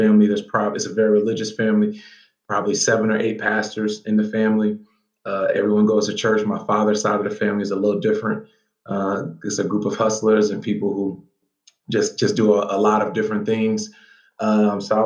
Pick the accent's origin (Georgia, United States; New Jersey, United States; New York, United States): Georgia, United States; Atlanta; moved away; also born or lived in Charlottesville, Virginia; I actually grew up in Atlanta, Georgia